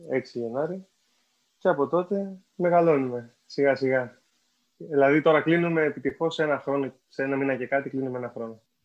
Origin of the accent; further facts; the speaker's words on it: Greece; σαν παιδί στην Ελλάδα των 2000 αρχές